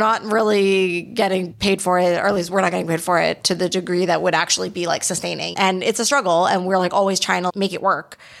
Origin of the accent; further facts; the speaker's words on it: Canada; first language English; now in Montreal, Canada; we're Canadian